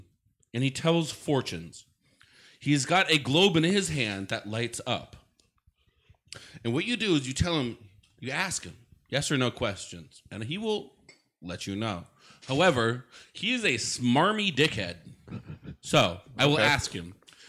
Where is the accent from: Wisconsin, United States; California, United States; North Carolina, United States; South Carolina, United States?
Wisconsin, United States; Oshkosh; born or raised there